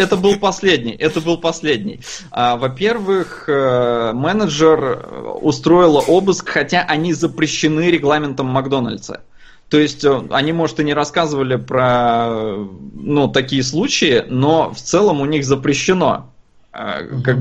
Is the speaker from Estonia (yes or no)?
yes; Estonia; я родился и вырос в Эстонии